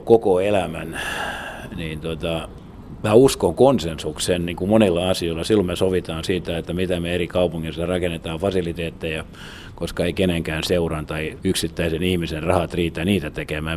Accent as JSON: {"language": "Finnish", "town": "Turku", "region": "Southwest Finland", "country": "Finland", "also_born_or_lived": "North America", "moved": "as an adult"}